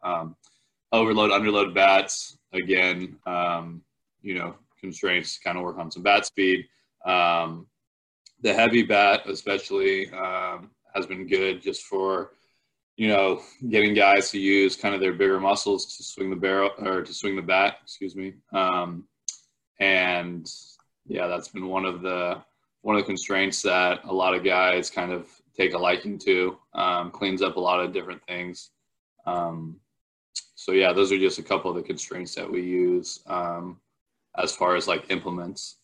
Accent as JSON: {"language": "English", "town": "Palo Alto", "region": "California", "country": "United States", "said": "I'm originally from Palo Alto, California"}